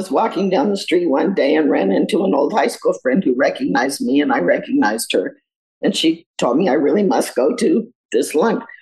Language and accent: English; Los Alamos, New Mexico, United States; also born or lived in Colorado; now in Australia; we grew up in Los Alamos, New Mexico, the atomic city. Strange place, but we liked it when we grew up there.